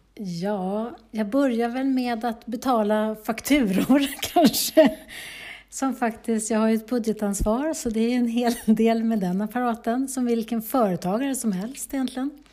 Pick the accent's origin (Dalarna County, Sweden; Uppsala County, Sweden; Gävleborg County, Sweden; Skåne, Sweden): Uppsala County, Sweden; Bålsta; moved away as an adult; now in Heby, Sweden; i Bålsta där jag är uppvuxen